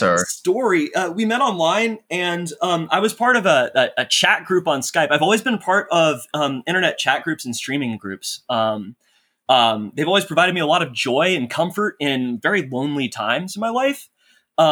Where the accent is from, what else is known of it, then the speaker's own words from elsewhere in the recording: Texas, United States; moved away as an adult; I grew up in North Texas, actually. It's a city. It's just a straight up city, a suburb of Dallas.